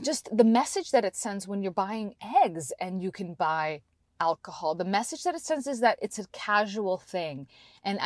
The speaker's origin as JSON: {"language": "English", "country": "Canada", "tie": "born or raised there", "moved": "yes", "lives_now": "United States", "said": "I grew up in Canada"}